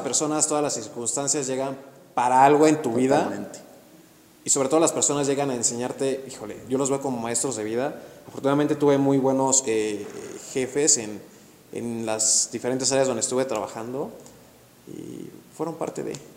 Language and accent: Spanish; Actopan, Hidalgo, Mexico; moved away as an adult; now in Querétaro, Mexico; yo soy de Hidalgo, soy de Actopan Hidalgo y yo llego a Querétaro a los 18 años a estudiar la universidad